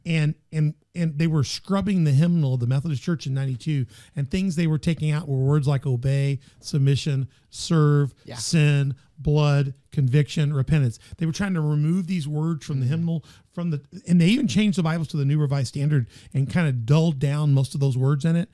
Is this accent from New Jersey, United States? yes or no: no; Memphis, Tennessee, United States; moved away; my hometown. You know, I grew up in Memphis